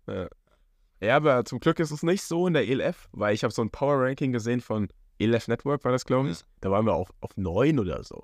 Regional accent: Aschaffenburg, Bavaria, Germany; moved away; Ist meine Heimat

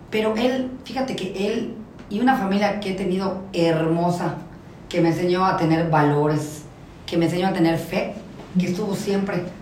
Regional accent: Yucatán, Mexico; como somos los yucatecos, no?

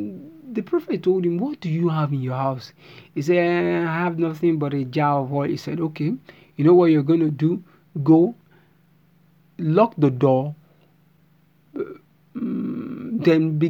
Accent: Nigeria; I'm a Nigerian

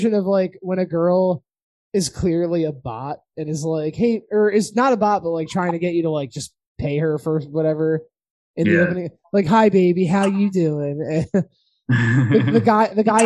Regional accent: Philadelphia, Pennsylvania, United States; I'm from Philly

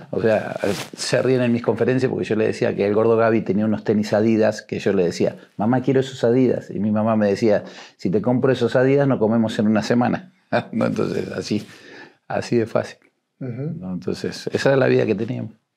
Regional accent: Buenos Aires, Argentina; moved away as an adult; also born or lived in Uruguay; now in Mexico; me crié en Argentina, en un barrio, en eh, La Boca

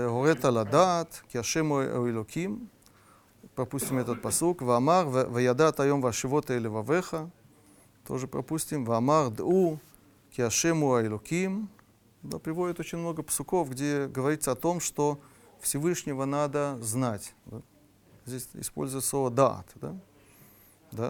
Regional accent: Russia; мы из России

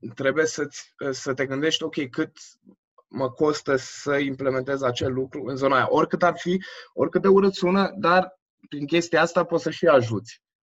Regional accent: Brașov, Brașov County, Romania; also born or lived in Germany; sunt născut în Brașov, acum, acum 26 de ani. Da, toată, aproape toată viața mea am petrecut-o în Brașov

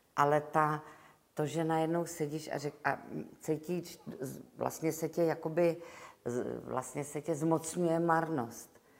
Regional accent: Prague, Czechia; Já jsem Češka, jsem Pražanda, Češka, Evropanka

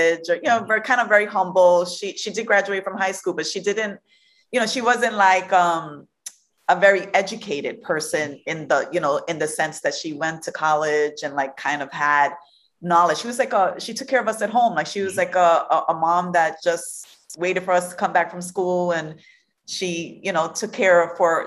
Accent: New York City, New York, United States; I am from Brooklyn, New York

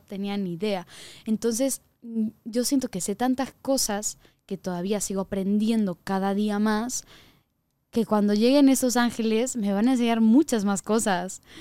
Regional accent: Sweden; moved away; also born or lived in Mexico; el pueblo donde yo crecí cuando era pequeña en Suecia

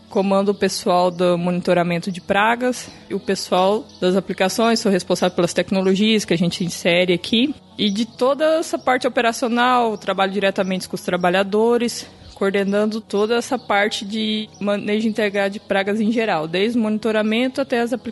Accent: Mato Grosso do Sul, Brazil; now in Bahia, Brazil; Bom, eu sou natural do Mato Grosso do Sul. Eu formei na Universidade Estadual do meu estado, é, vim parar aqui na Bahia

